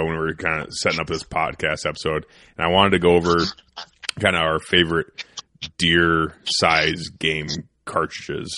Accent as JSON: {"language": "English", "region": "Iowa", "country": "United States", "tie": "born or raised there", "said": "growing up in Iowa"}